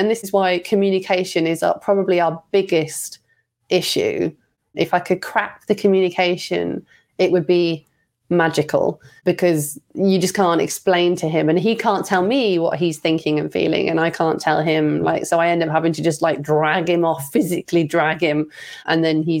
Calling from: England, United Kingdom; I'm calling from England, UK

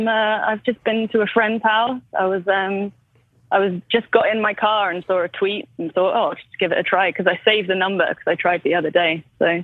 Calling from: London, United Kingdom

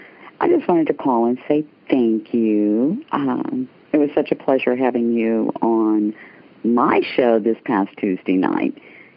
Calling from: Hill Country of Texas, United States; I am calling from the Hill Country of Texas.

